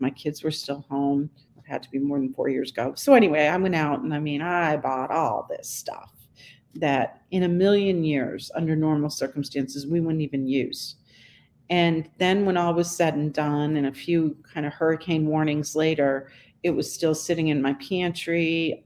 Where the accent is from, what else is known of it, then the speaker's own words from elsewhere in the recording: Northeast, United States; now in Charleston, United States; I grew up in the Northeast